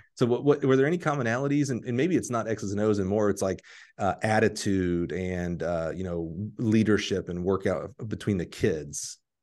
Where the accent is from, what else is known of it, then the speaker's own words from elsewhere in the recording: Alabama, United States; I'm from Alabama